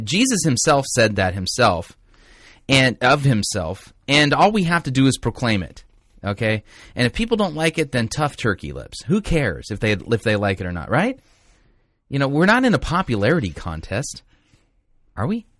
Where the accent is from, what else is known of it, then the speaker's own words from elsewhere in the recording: Torrance, California, United States; Torrance, California. I was born in Torrance